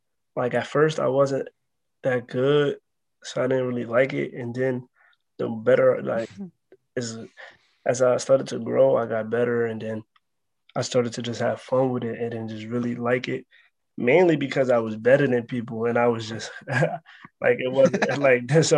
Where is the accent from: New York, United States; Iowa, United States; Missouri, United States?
New York, United States; New York City; I'm from the Bronx, New York.